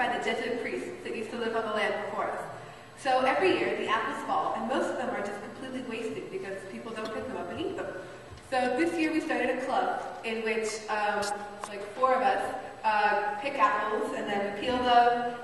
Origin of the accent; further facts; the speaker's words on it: Baltimore, Maryland, United States; I'm from Baltimore, Maryland